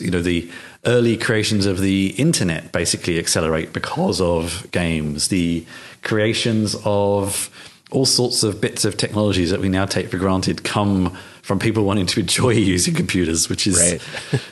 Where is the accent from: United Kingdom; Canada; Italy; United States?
United Kingdom; I grew up in the UK